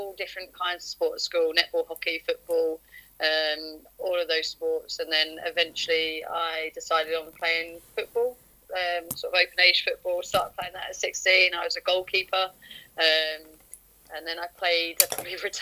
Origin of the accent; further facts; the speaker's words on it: southern England, United Kingdom; accent: southern; moved away as an adult; originally I'm from sort of down south, as you can probably tell from my accent.